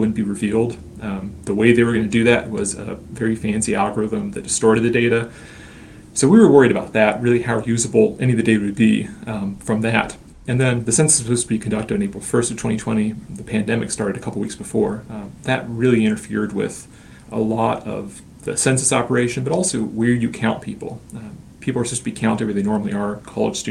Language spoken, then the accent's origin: English; Bath-Highland county border, Virginia, United States; I grew up over on the Bath Highland border